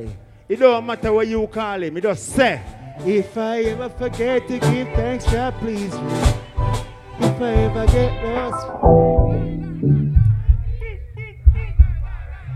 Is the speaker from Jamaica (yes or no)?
yes; Jamaica; we are Jamaicans